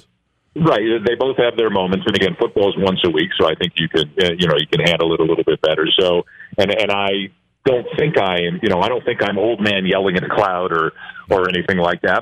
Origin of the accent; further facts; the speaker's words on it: Canada; I am Canadian